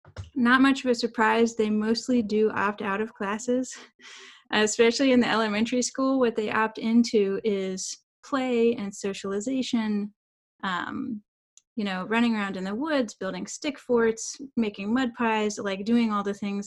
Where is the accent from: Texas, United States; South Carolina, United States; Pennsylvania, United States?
South Carolina, United States; now in Durham, United States; I'm originally from South Carolina, but now I live in Durham, North Carolina